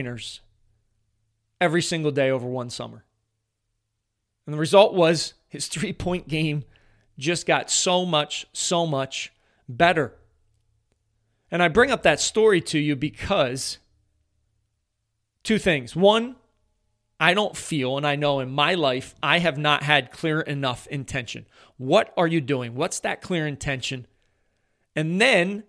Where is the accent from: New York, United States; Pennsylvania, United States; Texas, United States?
Pennsylvania, United States; Philadelphia; I am from the Philadelphia area. I actually played his school when he was an eighth grader in the district basketball playoffs